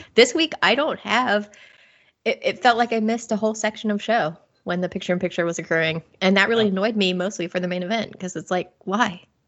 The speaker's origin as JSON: {"language": "English", "town": "Cincinnati", "region": "Ohio", "country": "United States", "tie": "born or raised there", "moved": "as an adult", "lives_now": "England, United Kingdom", "said": "I just took a vacation back to the States, back to my hometown of Ohio, Cincinnati, Ohio."}